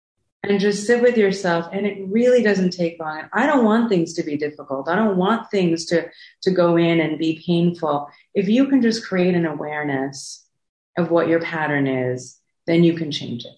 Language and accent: English; South Africa; born there; I was born in South Africa during apartheid.